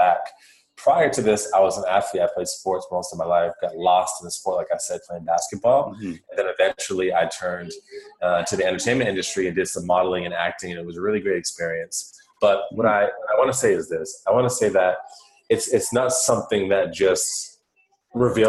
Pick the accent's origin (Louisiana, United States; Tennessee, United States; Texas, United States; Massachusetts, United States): Massachusetts, United States; Worcester; I grew up on the East Coast of the United States of America, and I was in a city called Worcester in the state of Massachusetts.